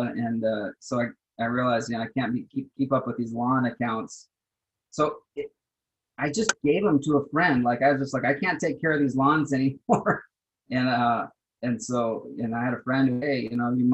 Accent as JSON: {"language": "English", "town": "Austin", "region": "Texas", "country": "United States", "tie": "born or raised there", "moved": "yes", "said": "I grew up in South Austin"}